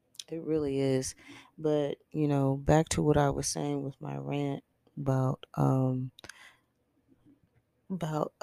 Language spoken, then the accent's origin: English; Texas, United States; I am from Texas